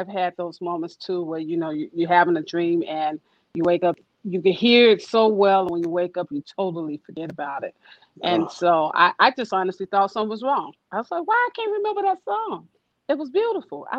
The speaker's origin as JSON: {"language": "English", "town": "Chicago", "region": "Illinois", "country": "United States", "said": "I'm from Chicago"}